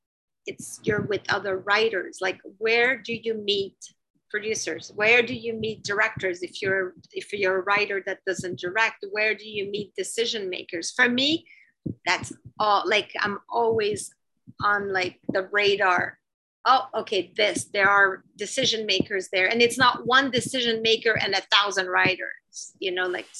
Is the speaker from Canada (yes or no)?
yes; Canada; I'm Canadian